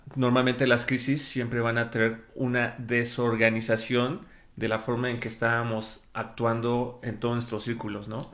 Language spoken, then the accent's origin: Spanish; Mexico; ya somos muchos mexicanos